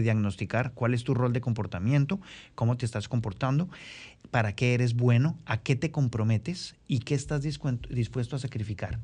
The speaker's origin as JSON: {"language": "Spanish", "region": "Bogotá", "country": "Colombia", "moved": "as an adult", "lives_now": "Santo Domingo, Dominican Republic", "said": "yo vengo de, vengo de Bogotá, en el cual, ciudad donde viví 35 años"}